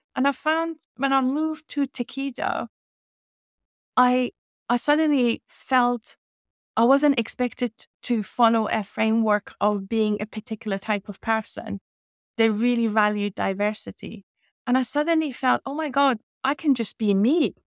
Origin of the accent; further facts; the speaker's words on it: Iran; English is a second language; moved away as an adult; now in United Kingdom; I was born in Iran and raised in Iran, um, and I lived there till I was twenty-one